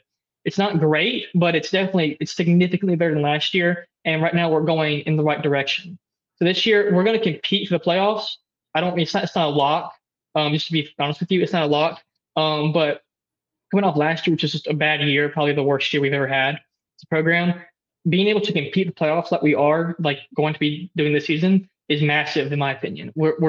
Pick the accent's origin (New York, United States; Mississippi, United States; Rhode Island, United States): Mississippi, United States; Oxford; I'm from Oxford, but, you know, I know a lot of people who are here because it's the environment really.